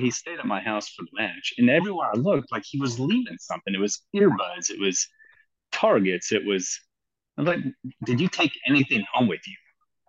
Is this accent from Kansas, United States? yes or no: yes; Western Kansas, United States; now in Kannapolis, United States; So I grew up in Western Kansas. Grew up hunting, goose, duck, pheasant, all that stuff.